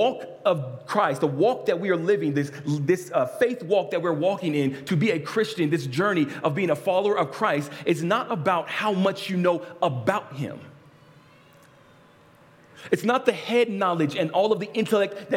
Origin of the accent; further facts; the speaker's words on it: Lynwood, California, United States; I was born in St. Francis Hospital in Linwood, California.